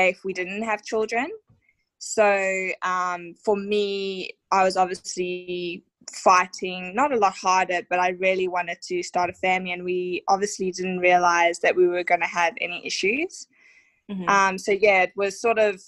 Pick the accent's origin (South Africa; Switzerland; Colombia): South Africa; now in Australia; So I'm actually from South Africa, living here in Australia